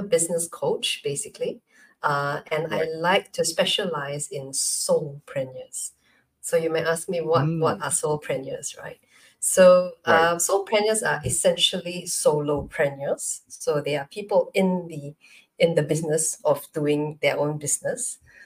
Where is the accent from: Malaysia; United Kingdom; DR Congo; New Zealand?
Malaysia; now in Singapore; I'm Malaysian, but I'm based in Singapore